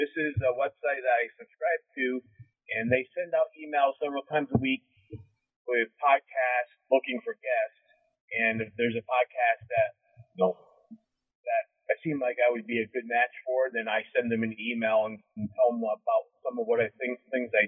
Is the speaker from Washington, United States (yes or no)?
no; Wellsboro, Pennsylvania, United States